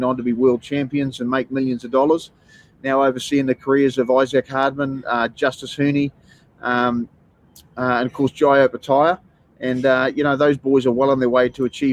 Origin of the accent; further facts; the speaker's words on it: New Zealand; now in Australia; I come from New Zealand